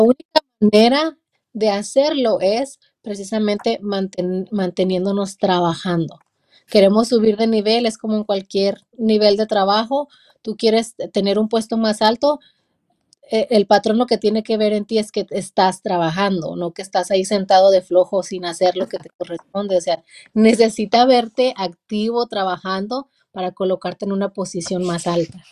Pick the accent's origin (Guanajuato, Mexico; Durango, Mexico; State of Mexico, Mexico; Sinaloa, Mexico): Durango, Mexico; La Soledad; now in Hollister, United States; Soy de México, de un pequeño pueblito en la ciudad de Durango. Eh, un pueblito como de unos 900 habitantes, de ahí vengo